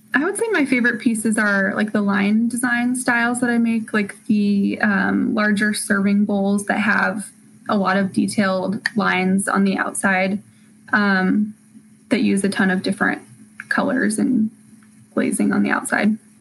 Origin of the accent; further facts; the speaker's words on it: Spokane, Washington, United States; also born or lived in California; I grew up in Spokane, and then as soon as I graduated high school, I moved to California for college